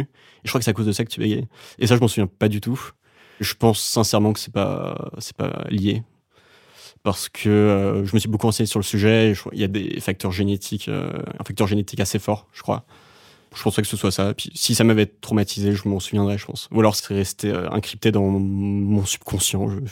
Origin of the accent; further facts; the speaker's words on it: Dinard, Brittany, France; moved away as an adult; also born or lived in Saint-Malo / Vannes / Paris; Je suis né à Saint-Malo, la ville des Corsaires, et ensuite j'ai grandi à Dinard.